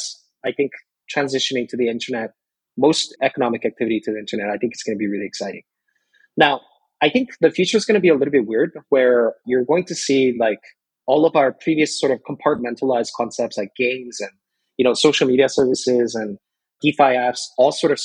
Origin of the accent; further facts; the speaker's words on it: South Korea; When I was growing up in Korea